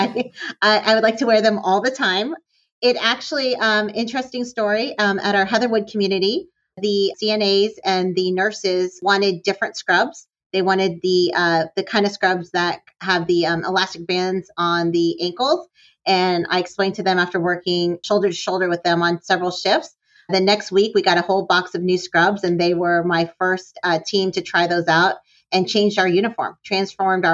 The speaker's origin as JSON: {"language": "English", "region": "northern Michigan", "country": "United States", "tie": "born or raised there", "moved": "yes", "said": "I was born and raised in northern Michigan"}